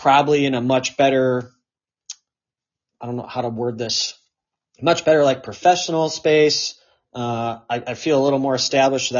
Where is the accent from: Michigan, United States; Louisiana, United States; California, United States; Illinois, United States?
Michigan, United States; moved away as an adult; also born or lived in Pittsburgh, Pennsylvania; I had lived in Michigan for a long time, but didn't really do like the adult growing up in Michigan